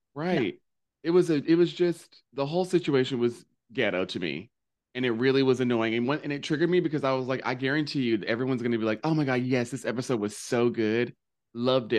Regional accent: the South, United States; I grew up in the South. I'm made in the South.

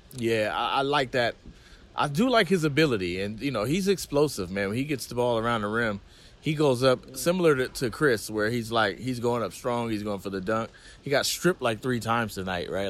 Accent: California, United States; I'm from Cali

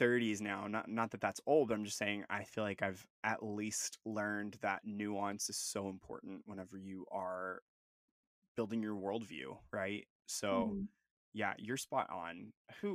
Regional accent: Arkansas, United States; accent: southern; I'm from Arkansas, and the people I grew up around me, like around, just like are so country, and like they have the thickest accents in the world, and I have a little bit of a southern accent sometimes

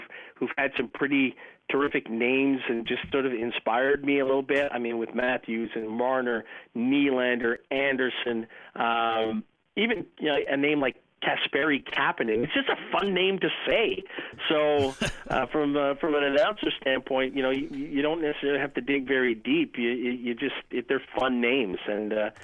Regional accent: Ottawa, Ontario, Canada; moved away as an adult; now in Toronto, Canada; I was born in Ottawa, grew up a Maple Leaf fan in Ottawa

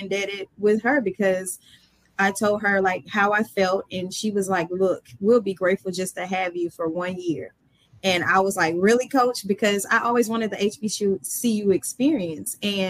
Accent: Atlanta, Georgia, United States; I was from Atlanta

